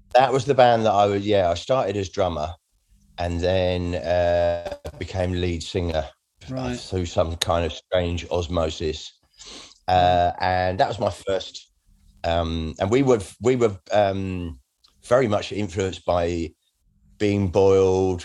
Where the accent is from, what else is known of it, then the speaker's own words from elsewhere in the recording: Redhill, South East England, United Kingdom; also born or lived in Bromley; I was born in Bromley, but I, did, I grew up in Red Hill in Surrey